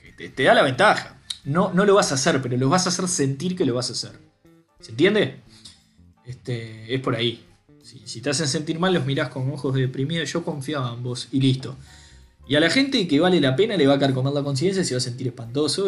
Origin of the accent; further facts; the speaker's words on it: Uruguay; nosotros como uruguayos